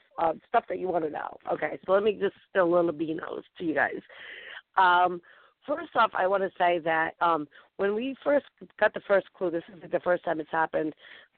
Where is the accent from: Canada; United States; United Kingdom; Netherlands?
United States; Rhode Island; I'm from Rhode Island